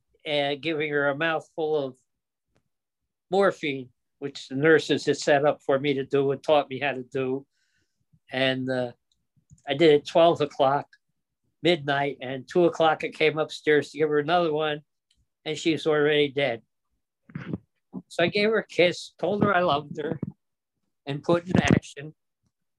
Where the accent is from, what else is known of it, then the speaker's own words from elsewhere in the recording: New Jersey, United States; also born or lived in Yonkers, New York; I was born in Yonkers, New York. The family moved to New Jersey in 1937. I was a year old, and I grew up in New Jersey